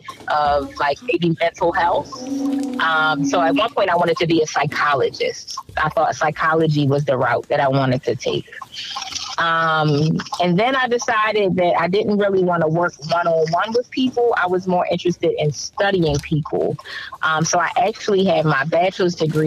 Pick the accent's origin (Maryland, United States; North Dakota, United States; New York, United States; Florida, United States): Maryland, United States; Baltimore; growing up in Baltimore City